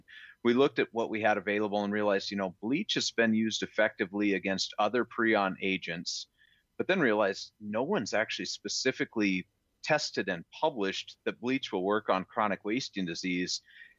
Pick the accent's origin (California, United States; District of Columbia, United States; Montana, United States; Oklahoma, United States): Montana, United States; born there; And I was born in Montana, and I've done my best to always stay close to home.